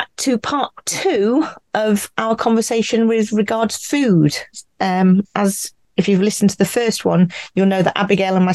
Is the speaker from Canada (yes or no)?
no; United Kingdom; I'm from the United Kingdom, and I live on a narrowboat